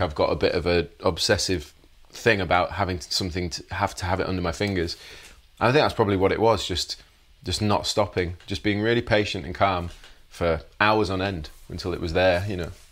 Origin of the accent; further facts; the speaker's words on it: Leeds, Yorkshire and the Humber, United Kingdom; grew up in Leeds in West Yorkshire